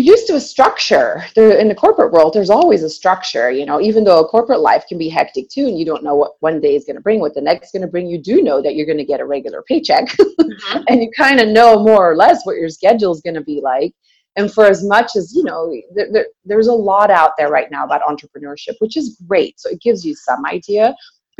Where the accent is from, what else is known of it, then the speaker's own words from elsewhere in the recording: Belgium; moved away; I'm originally from Belgium, and I came to the country in 97